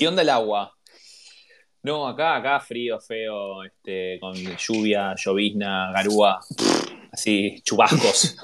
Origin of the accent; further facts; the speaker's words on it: Avellaneda, Buenos Aires Province, Argentina; yo soy Avellaneda